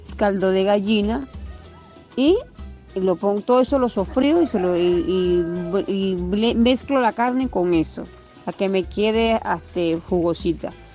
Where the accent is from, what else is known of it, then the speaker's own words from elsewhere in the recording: Venezuela; moved away as an adult; now in Argentina; Yo soy venezolana